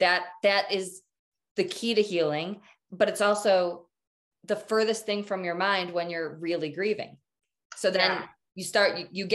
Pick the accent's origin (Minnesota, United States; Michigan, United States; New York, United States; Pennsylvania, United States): Michigan, United States; moved away as an adult; now in Colorado, United States; I'm from Michigan. So I'm from the Midwest. I moved to Colorado to marry Jim, but I made the choice to stay here